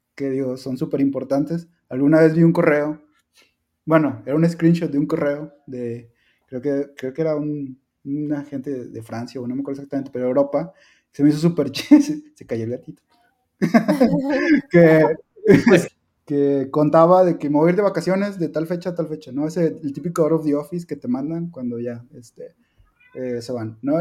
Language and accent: Spanish; Mexico; la cultura que tenemos después como, como mexicanos